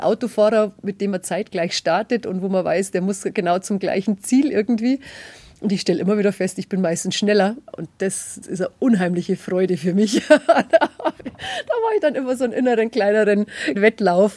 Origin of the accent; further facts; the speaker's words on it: Bavarian Forest, Germany; moved away as an adult; now in Freising, Germany; ich komme aus dem Bayerischen Wald